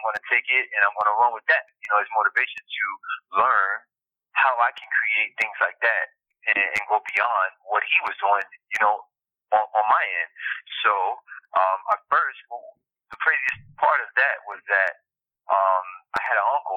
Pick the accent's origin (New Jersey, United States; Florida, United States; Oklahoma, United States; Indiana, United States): Florida, United States; Miami; moved away as an adult; now in New York, United States; I'm from Miami, now moving to New York